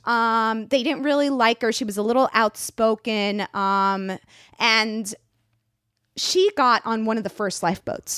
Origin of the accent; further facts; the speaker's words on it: Miami, Florida, United States; I'm from Miami